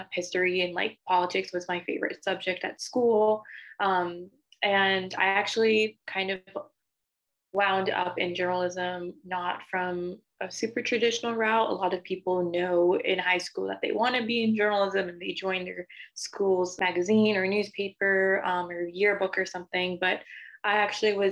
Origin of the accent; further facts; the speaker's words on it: Diamond Bar, California, United States; I'm from SoCal, so Dime Bar, California